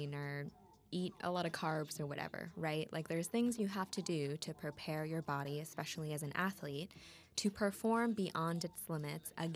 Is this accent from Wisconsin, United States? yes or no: yes; Wisconsin, United States; accent: Wisco; my Wisco accent